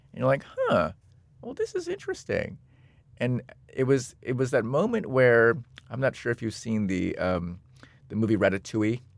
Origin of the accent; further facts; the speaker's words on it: Seattle, Washington, United States; I'm from Seattle, Washington.